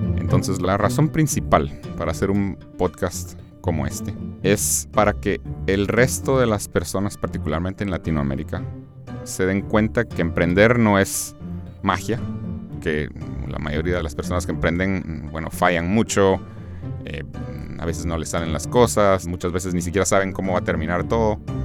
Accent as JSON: {"language": "Spanish", "country": "Guatemala", "moved": "yes", "lives_now": "United States", "said": "soy de Guatemala."}